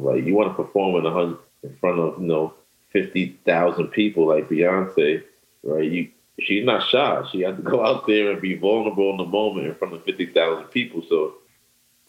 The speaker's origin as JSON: {"language": "English", "region": "New York", "country": "United States", "said": "I'm from New York. I learned that in New York."}